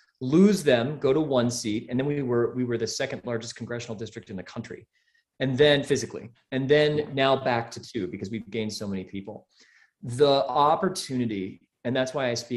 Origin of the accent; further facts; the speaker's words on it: Midwest, United States; moved away as an adult; also born or lived in Missoula, Montana; now in Montana, United States; I was born in the Midwest.